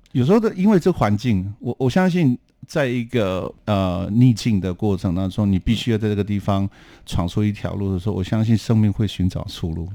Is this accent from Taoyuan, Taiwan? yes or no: no; a village near Hualien, Hualien County, Taiwan; moved away; 小时候的生活并不好啊，嗯。就我们那个地方非常贫困，没鞋子穿，然后好多需要旧居品。嗯。像我们小时候啊，就常常会去 搭了一块半的公车，去花莲市有一个地方，一个教会，它叫世界展望会。嗯。然后我们去领救济品